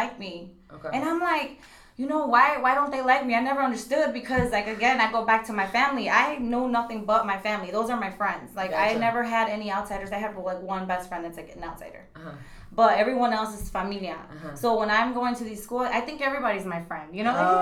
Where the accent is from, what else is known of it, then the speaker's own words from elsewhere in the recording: Waukegan, Illinois, United States; I'm from Waukegan, and my parents are from Mexico